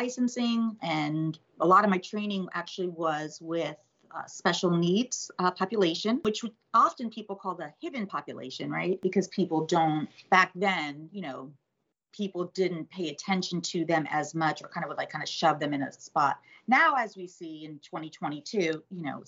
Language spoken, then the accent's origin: English; West Palm Beach, Florida, United States; also born or lived in New Jersey; I grew up in Florida. My family moved here when I was 2 years old